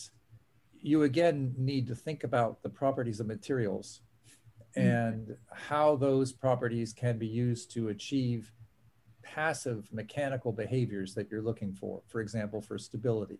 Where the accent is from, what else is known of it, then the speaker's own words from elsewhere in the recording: Pittsburgh, Pennsylvania, United States; moved away; I grew up in Pittsburgh, Pennsylvania